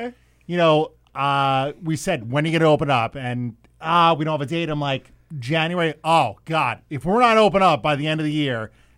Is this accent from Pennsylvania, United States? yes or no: no; Lindenhurst, New York, United States; I was born and raised in Lindenhurst.